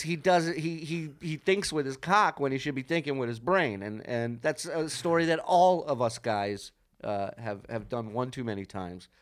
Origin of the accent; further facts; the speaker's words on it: Las Vegas, Nevada, United States; we're from Vegas